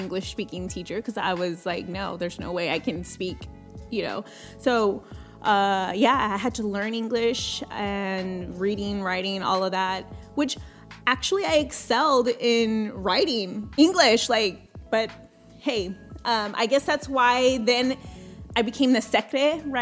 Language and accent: English; Coastal Bend area, Texas, United States; English is a second language; Born and raised in Coastal Bend area.